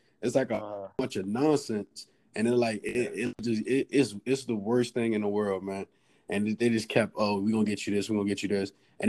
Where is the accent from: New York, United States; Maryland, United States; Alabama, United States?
Maryland, United States; Baltimore; moved away as an adult; also born or lived in Philadelphia, Pennsylvania; originally I'm from Baltimore, Maryland. I went to Archbishop Curley High School down there.